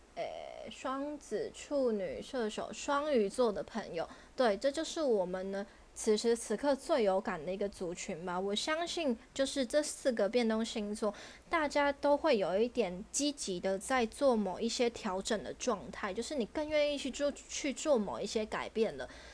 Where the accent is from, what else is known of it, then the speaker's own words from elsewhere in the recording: Taiwan; 我们台湾人